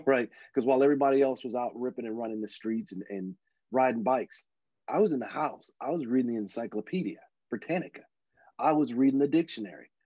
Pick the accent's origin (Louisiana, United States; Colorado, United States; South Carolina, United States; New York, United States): Louisiana, United States; moved away as an adult; also born or lived in Dallas, Texas; now in California, United States; I was born in Louisiana and uh, grew up between there and Dallas, and then later in life moved out to California